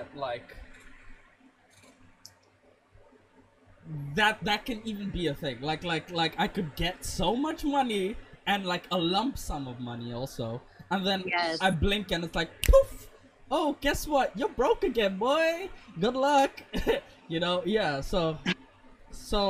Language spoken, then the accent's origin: English; South Africa; now in India; I grew up in South Africa too